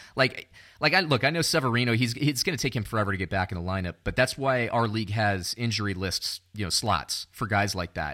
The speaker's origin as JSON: {"language": "English", "town": "Orlando", "region": "Florida", "country": "United States", "tie": "born or raised there", "said": "I grew up around Orlando"}